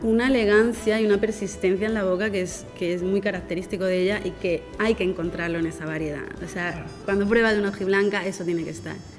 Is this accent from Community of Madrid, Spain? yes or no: no; Yecla, Region of Murcia, Spain; aquí en mi pueblo, que era un pueblo de cultivos, de viña, de, olivos, de almendros